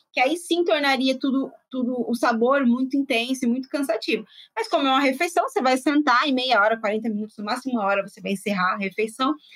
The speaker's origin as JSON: {"language": "Portuguese", "region": "São Paulo", "country": "Brazil", "tie": "born or raised there", "also_born_or_lived": "Bahia", "said": "eu venho de uma família baiana, eu sou baiana, embora tenha sido criada em São Paulo."}